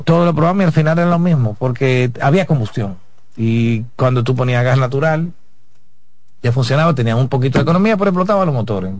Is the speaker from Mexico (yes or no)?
no; Dominican Republic